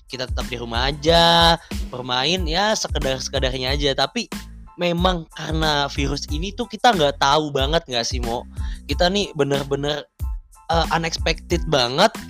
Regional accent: Bekasi, West Java, Indonesia; now in Semarang, Indonesia; Dan asal aku dari Bekasi. Bet saiki aku wis dari wong Tembalang.

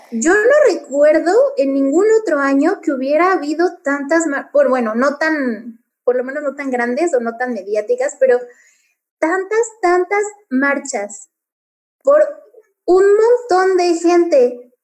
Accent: Puebla, Mexico; yo que sí soy de aquí, crecí aquí, viví aquí

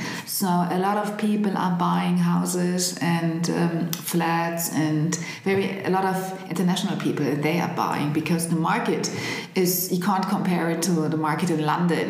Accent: Berlin, Germany; I grew up in Prenzlauer Berg.

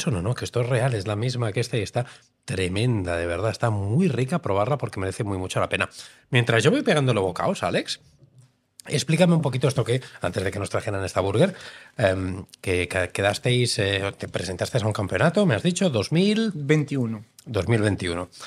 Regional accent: Romania; now in Spain; Soy rumano.

